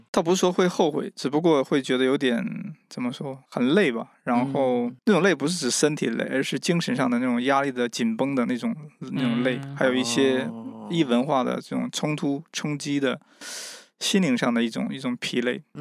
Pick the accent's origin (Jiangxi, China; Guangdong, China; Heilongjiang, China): Heilongjiang, China; Mishan; moved away as an adult; now in Kenya; 我来自中国的东北黑龙江密山市的一个，呃，一个小村庄